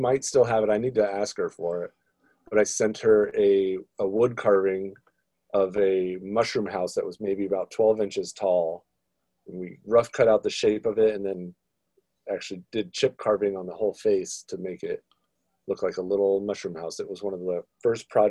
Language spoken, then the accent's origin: English; Seattle, Washington, United States; also born or lived in California / Oregon; I've been in Seattle for 24 years of my 37 years alive